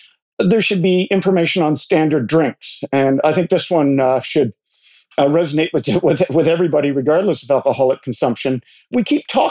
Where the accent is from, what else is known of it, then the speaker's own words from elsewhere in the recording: Port Hope, Ontario, Canada; I'm sitting here in my hometown of Port Hope